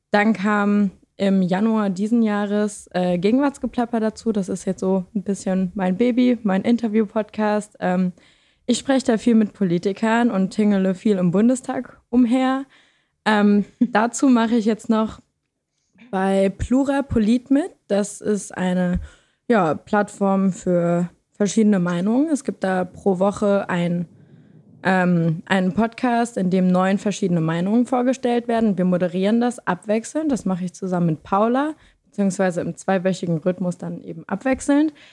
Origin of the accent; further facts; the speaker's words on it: Lower Saxony, Germany; Und ich komme aus Niedersachsen, das vielleicht noch am Rande.